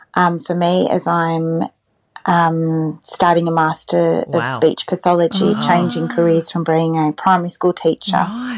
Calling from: New South Wales, Australia; I'm calling in from New South Wales.

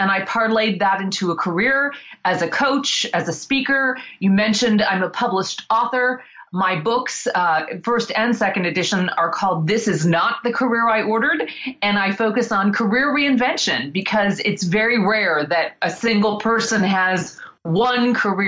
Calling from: Bloomington, Indiana, United States; today I am in Bloomington, Indiana, which is actually where I call my home base. So I live about an hour south of Indiana University.

